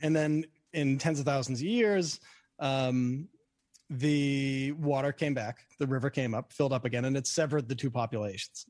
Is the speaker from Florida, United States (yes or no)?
no; Boston, Massachusetts, United States; now in New York, United States; I grew up in Boston, and I, so I wear a Red Sox hat